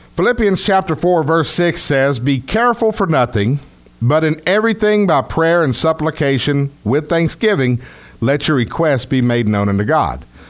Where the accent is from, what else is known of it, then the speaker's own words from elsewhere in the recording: Texas, United States; accent: Texas; my Texas accent